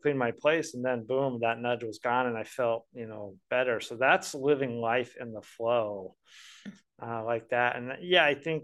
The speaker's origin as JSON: {"language": "English", "region": "Colorado", "country": "United States", "moved": "yes", "lives_now": "Tulsa, United States", "said": "I'm from Colorado originally"}